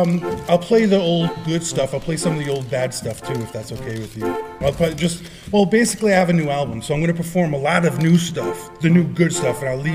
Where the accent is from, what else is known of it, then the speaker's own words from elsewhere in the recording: Florida, United States; I got love for Florida. I have family. I'm from Florida.